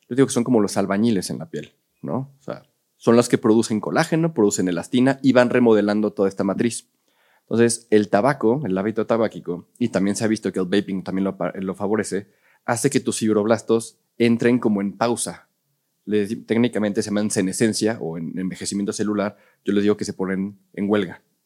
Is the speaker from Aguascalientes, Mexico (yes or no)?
no; Mexico City, Mexico; la gran mayoría somos chilangos